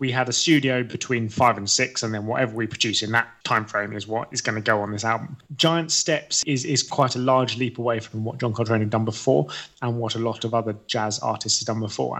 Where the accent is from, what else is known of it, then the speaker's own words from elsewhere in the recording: England, United Kingdom; we're both English